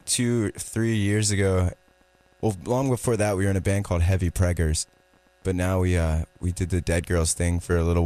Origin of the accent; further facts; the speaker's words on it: Myrtle Beach, South Carolina, United States; I'm from Myrtle Beach